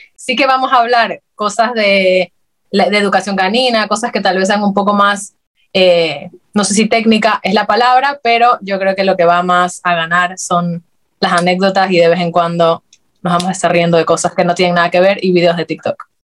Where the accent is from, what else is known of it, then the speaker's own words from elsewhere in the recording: Guayaquil, Guayas, Ecuador; moved away as an adult; now in Madrid, Spain; somos de Guayaquil, Ecuador